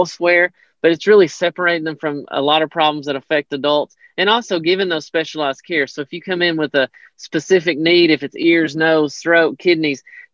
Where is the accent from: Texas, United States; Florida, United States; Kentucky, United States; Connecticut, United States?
Kentucky, United States; Hyden; moved away as an adult; I grew up in Hyden, Kentucky, so I'm very familiar with that area